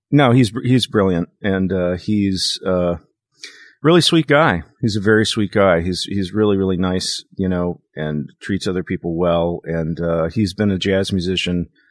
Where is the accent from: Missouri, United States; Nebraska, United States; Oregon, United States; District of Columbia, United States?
Missouri, United States; Kansas City; moved away; also born or lived in Dallas, Texas; I moved from Dallas to Kansas City, and I lived with my maternal grandparents for five years.